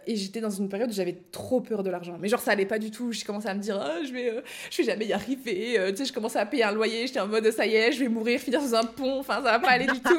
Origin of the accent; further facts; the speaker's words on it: Belgium; now in France; je suis belge